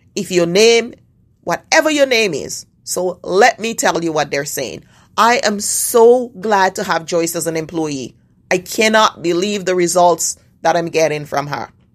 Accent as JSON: {"language": "English", "country": "Canada", "said": "As a Canadian"}